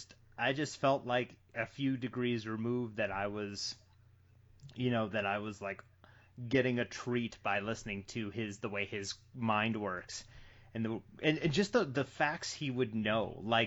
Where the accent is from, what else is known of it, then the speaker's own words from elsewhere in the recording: Massachusetts, United States; I grew up in Massachusetts